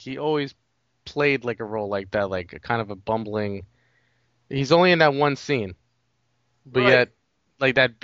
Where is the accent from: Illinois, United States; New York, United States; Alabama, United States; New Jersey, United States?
New York, United States; New York City; I grew up in New York City, so I never had that whole like suburbia